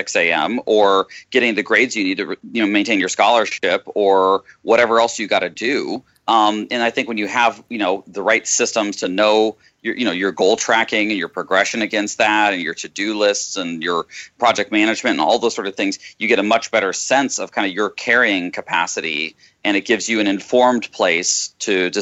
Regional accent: Austin, Texas, United States; I was born in Texas, in Austin

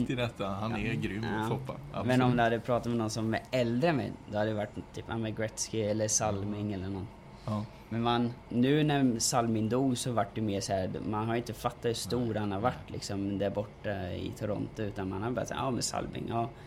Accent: Norrköping, Östergötland, Sweden

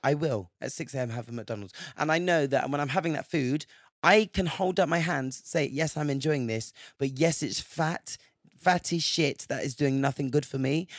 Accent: England, United Kingdom; growing up in England

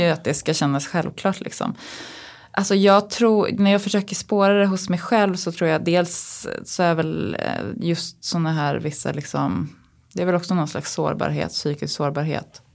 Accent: Uppsala, Uppsala County, Sweden; now in Stockholm, Sweden; jag är liksom uppväxt i Uppsala

